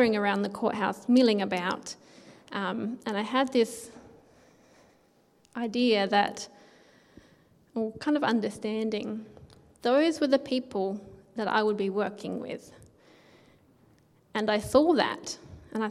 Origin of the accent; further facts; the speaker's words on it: Naracoorte, South Australia, Australia; growing up in Narracourt